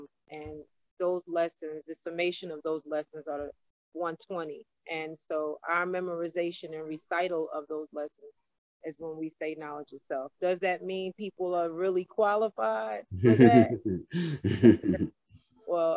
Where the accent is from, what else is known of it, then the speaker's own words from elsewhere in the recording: New Jersey, United States; I'm from Jersey, New Jerusalem